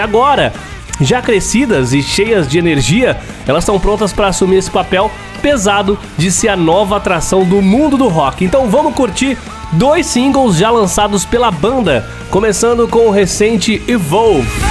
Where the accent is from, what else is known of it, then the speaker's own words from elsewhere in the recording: São Paulo, Brazil; Lá de São Paulo, minha terra